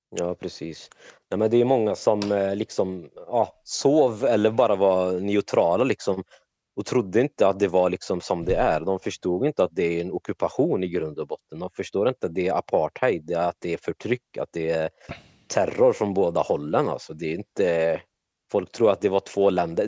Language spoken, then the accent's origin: Swedish; Trollhättan, Västra Götaland, Sweden; född och uppvuxen i Trollhättan i Sverige